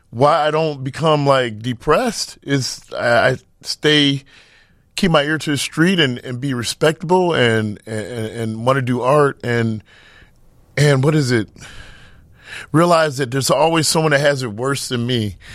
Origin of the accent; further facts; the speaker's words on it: Midwest, United States; growing up in the Midwest is different than growing up in uh, New York or California